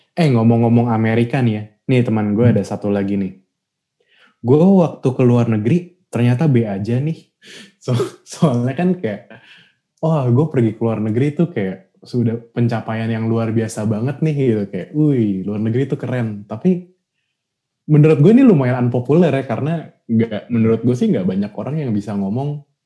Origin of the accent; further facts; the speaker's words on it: Indonesia; kita bilang dong itu dari Indonesia